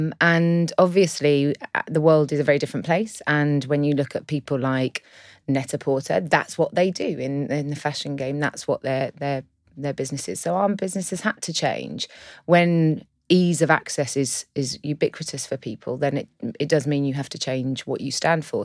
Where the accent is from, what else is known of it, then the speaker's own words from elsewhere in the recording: London, United Kingdom; I'm from London.